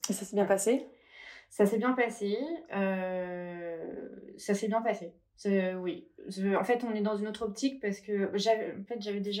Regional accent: Paris, Île-de-France, France; now in Biarritz, France; voilà, j'ai été à Paris, je suis parisienne.

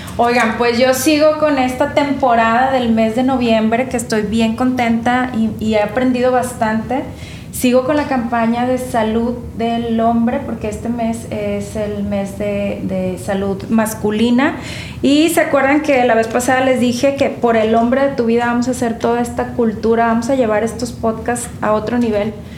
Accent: Nuevo León, Mexico

